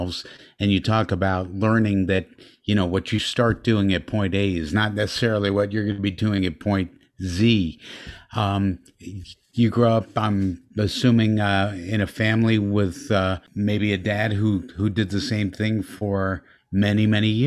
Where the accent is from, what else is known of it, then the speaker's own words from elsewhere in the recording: Dobbs Ferry, New York, United States; I'm from Westchester as well